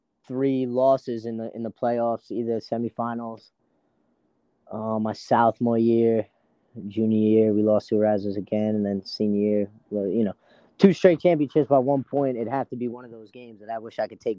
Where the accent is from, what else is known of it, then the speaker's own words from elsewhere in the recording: New York City, New York, United States; growing up around Tomville, our biggest rival was always New Dorp